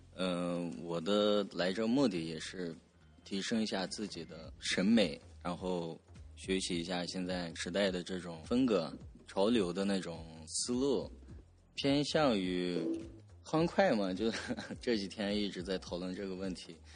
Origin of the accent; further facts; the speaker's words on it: Korla, Xinjiang, China; 我是来自新疆巴州库尔勒地区，